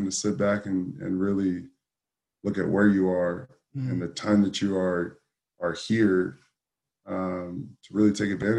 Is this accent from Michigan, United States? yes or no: no; Southern California, United States; growing up in Southern California